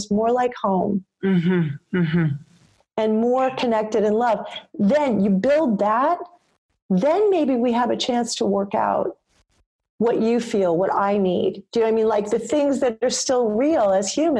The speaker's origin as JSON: {"language": "English", "region": "New York", "country": "United States", "said": "me as a New Yorker"}